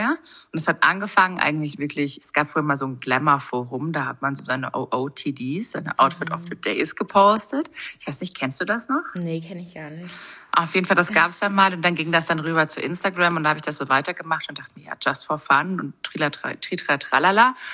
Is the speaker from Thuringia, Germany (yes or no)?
no; Munich, Bavaria, Germany; ich bin aus München, ich bin äh, Plus-Size-Bloggerin und Influencerin